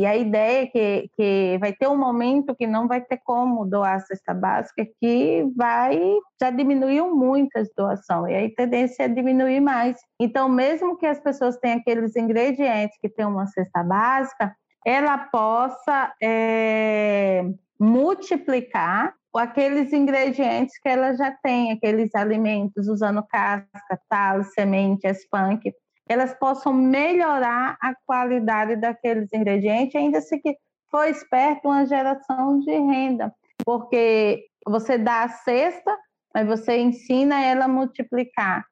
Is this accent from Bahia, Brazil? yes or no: no; Serraria, Paraíba, Brazil; moved away as an adult; now in Rio de Janeiro, Brazil; Eu sou de Serraria da Paraíba, com muito orgulho, moro aqui na Babilônia há 20 anos